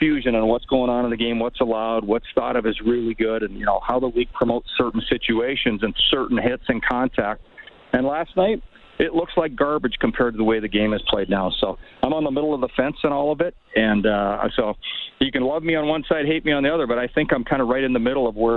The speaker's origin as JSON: {"language": "English", "town": "Edmonton", "region": "Alberta", "country": "Canada", "tie": "born or raised there", "said": "as a kid growing up in Edmonton"}